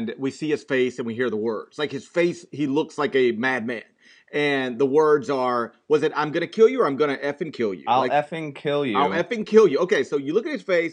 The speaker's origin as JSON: {"language": "English", "region": "the South", "country": "United States", "tie": "born or raised there", "said": "I grew up in the South"}